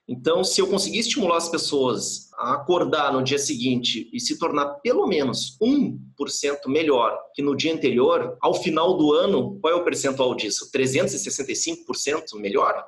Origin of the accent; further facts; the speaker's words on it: Porto Alegre, Rio Grande do Sul, Brazil; also born or lived in California; eu sou natural de Porto Alegre, vivo aqui em Porto Alegre